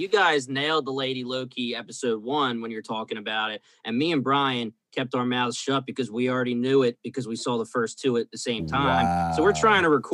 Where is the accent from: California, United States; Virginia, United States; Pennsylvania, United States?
Pennsylvania, United States; Philadelphia; We're all from Philly